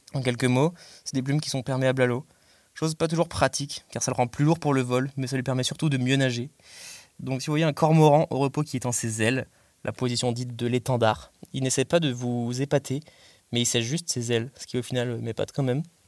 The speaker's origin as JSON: {"language": "French", "town": "Belle-Île-en-Mer", "region": "Brittany", "country": "France", "tie": "born or raised there", "moved": "yes", "said": "J'ai grandi à Belle-Île-en-Mer, en Bretagne"}